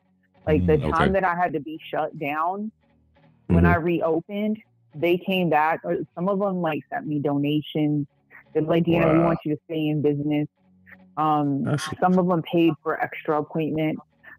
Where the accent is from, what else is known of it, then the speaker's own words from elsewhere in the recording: Puerto Rico; born there; also born or lived in Atlanta; No, I was born in Puerto Rico.